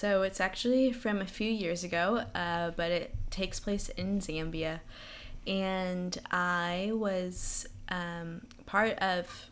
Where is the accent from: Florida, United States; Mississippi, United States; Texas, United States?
Florida, United States; Jacksonville; So I'm originally from Jacksonville, Florida.